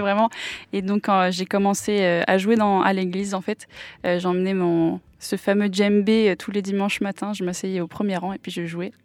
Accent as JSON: {"language": "French", "town": "Nantes", "region": "Pays de la Loire", "country": "France", "tie": "born or raised there", "also_born_or_lived": "Auckland, New Zealand", "first_language": "English", "second_language": "French", "said": "je suis de Nantes, euh, Chantenay très précisément. J'ai grandi ici"}